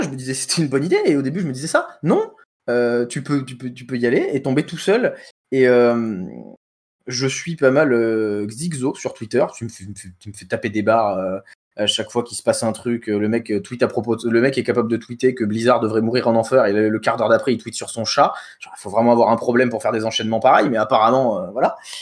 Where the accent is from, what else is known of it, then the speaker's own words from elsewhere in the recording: France; on est français